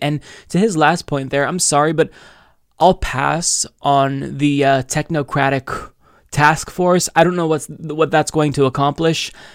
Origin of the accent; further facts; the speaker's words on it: United States; as an American